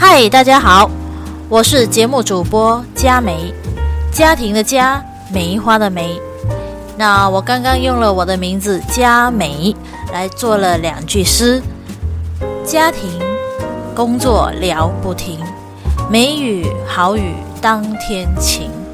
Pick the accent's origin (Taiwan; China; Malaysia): Malaysia; Penang; 我是来自马来西亚槟城州的华人，我的祖父，我的祖父呢，他是来自中国的福建的同安